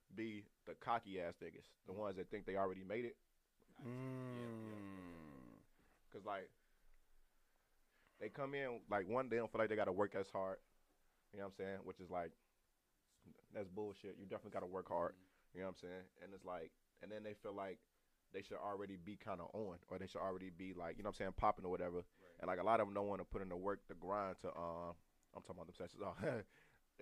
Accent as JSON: {"language": "English", "town": "Chicago", "region": "Illinois", "country": "United States", "said": "I'm from Chicago"}